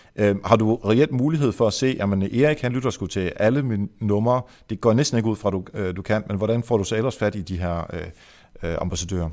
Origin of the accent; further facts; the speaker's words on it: Esbjerg, Southern Denmark, Denmark; nu kommer jeg fra Varte Esbjerg-området, og øh, vi er jo jyder alle sammen